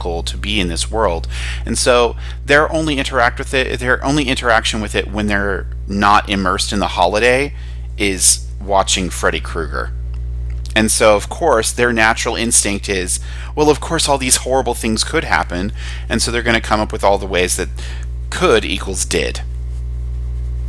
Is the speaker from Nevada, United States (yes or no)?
yes; Nevada, United States; I'm from Nevada, and our like holiday, Nevada Day, is on Halloween. And I went to school at a school where our colors were black and orange